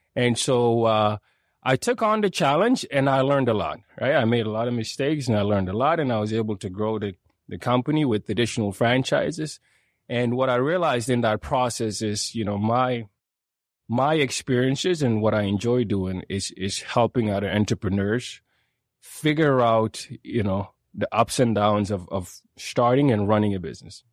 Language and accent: English; Sweden; moved away as an adult; now in Calgary, Canada; I grew up in Sweden